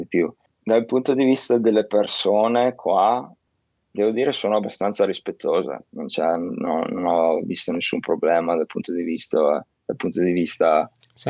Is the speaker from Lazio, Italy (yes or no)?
no; Verona, Veneto, Italy; now in Shanghai, China; Io che vengo da Verona